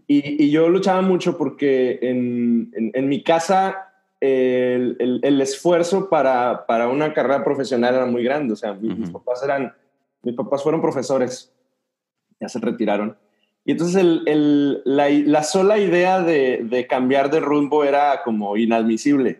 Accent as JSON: {"language": "Spanish", "town": "Dolores Hidalgo", "region": "Guanajuato", "country": "Mexico", "tie": "born or raised there", "also_born_or_lived": "Nuevo Laredo, Tamaulipas / Querétaro", "moved": "as an adult", "lives_now": "Monterrey, Mexico"}